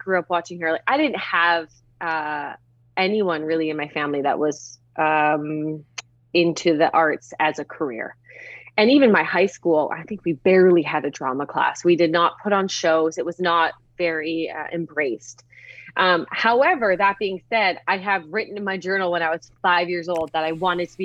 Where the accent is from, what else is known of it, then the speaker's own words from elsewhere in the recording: Vancouver, British Columbia, Canada; moved away as an adult; now in Los Angeles, United States; I'm from Vancouver or a small town outside of Vancouver